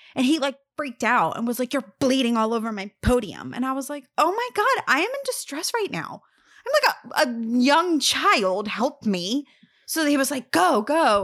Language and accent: English; Lower Gwynedd, Pennsylvania, United States; moved away as an adult; now in New Jersey, United States; I was from Lower Greenwich